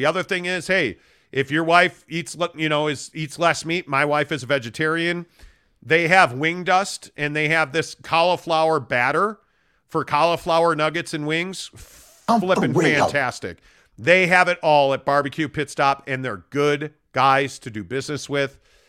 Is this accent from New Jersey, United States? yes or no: no; Chicago, Illinois, United States; I grew up in Chicago. I covered that team. I never heard that.